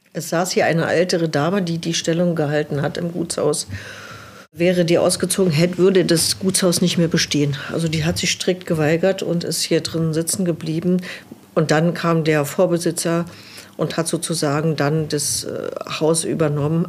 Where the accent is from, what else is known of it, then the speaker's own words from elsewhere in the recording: Berlin, Germany; moved away as an adult; now in Below, Germany; als gebürtige Berlinerin